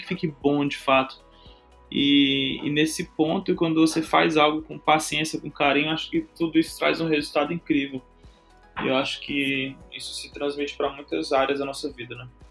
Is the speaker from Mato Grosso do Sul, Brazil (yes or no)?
no; Fortaleza, Ceará, Brazil; also born or lived in Teresina, Piauí; sou de Teresina, Piauí, cresci em Fortaleza